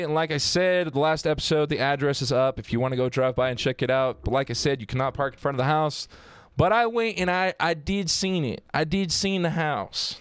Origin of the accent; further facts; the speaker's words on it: Southern Utah, United States; I'm from Southern Utah